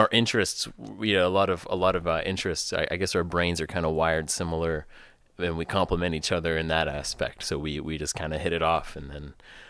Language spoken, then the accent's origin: English; Pittsburgh, Pennsylvania, United States; The Pittsburgh area.